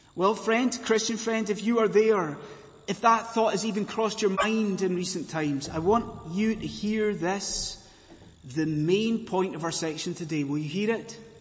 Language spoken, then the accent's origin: English; Scotland, United Kingdom